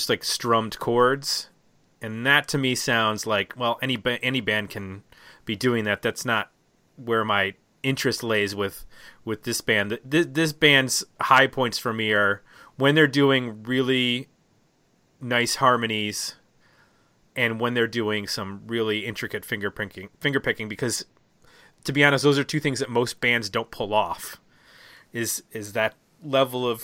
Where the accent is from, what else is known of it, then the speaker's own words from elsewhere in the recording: Buffalo, New York, United States; I grew up in Buffalo